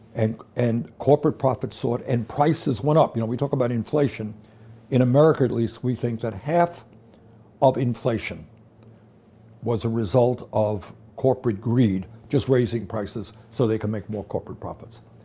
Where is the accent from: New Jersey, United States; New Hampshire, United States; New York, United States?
New York, United States; New York City; I grew up in Brooklyn, New York